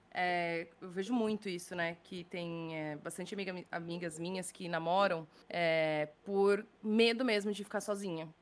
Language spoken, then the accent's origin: Portuguese; Brazil; moved away as an adult; now in Dublin, Ireland; sete, oito anos que eu saí de casa, do Brasil, né? Que eu saí do Brasil